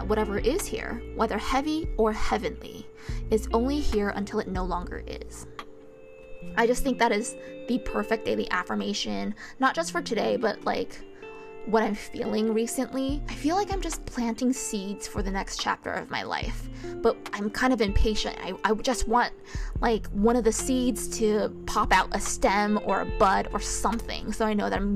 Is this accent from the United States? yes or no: yes; United States; even though I'm American, I never felt American enough